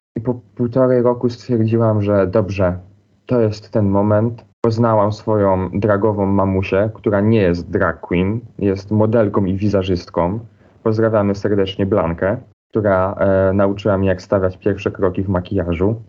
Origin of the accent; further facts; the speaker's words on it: Silesian Voivodeship, Poland; accent: Silesian dialect; now in Wrocław, Poland; wychowywałam się na wsi